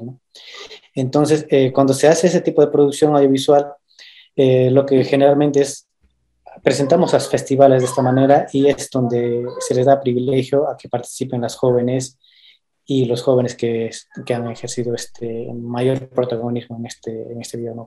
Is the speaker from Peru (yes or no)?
yes; Quingrapa, Huanta province, Ayacucho, Peru; yo vengo de la comunidad de Quingrapa, eh, la provincia de Huanta, del departamento de Ayacucho